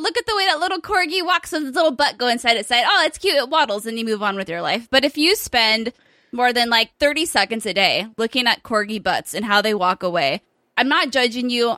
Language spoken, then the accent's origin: English; United Kingdom; me being Brit